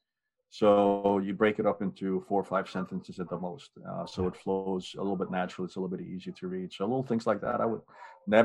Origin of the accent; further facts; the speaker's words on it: Hungary; moved away; as a small kid growing up in Hungary